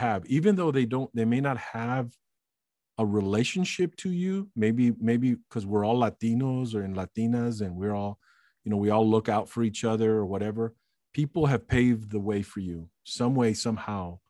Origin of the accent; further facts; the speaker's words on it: Alice, Texas, United States; as a ten-year-old growing up in Alice, Texas